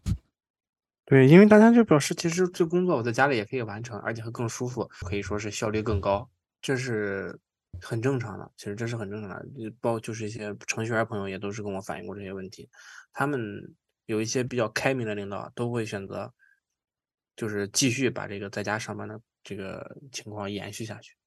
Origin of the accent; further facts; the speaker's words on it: China; now in Toronto, Canada; 我是中，是中国，亚洲人嘛，然后中国人